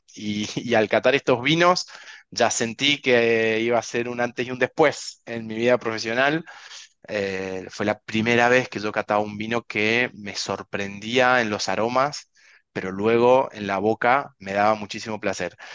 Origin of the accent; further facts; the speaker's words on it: Mendoza, Argentina; moved away as an adult; also born or lived in Buenos Aires; now in Spain; yo nací en Mendoza, me crié en Mendoza, estudié en Mendoza